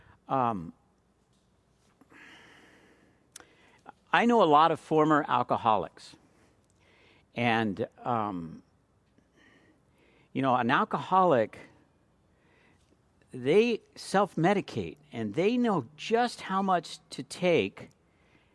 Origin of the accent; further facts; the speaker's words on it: California, United States; I'm from California